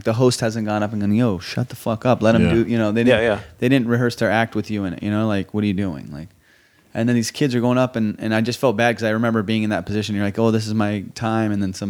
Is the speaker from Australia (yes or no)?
no; Southern California, United States; also born or lived in Iran; in Iran and grew up in Southern California.